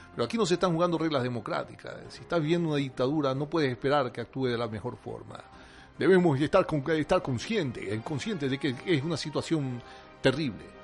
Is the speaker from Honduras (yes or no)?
no; Venezuela; Somos los hijos de Bolívar. Somos una tierra consagrada al Santísimo, al Santísimo y eso nos hace importante. Nuestra Virgen, nuestra Virgen de Coromoto, nuestra Virgen del Valle están con nosotros